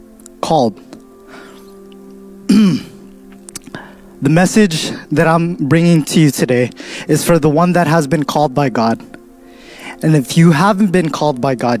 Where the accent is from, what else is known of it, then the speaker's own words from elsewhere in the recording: Stockton, California, United States; I come from Stockton